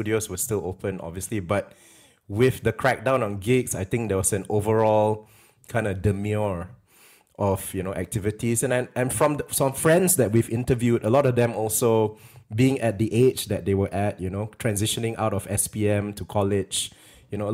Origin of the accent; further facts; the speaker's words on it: Penang, Malaysia; growing up in Penang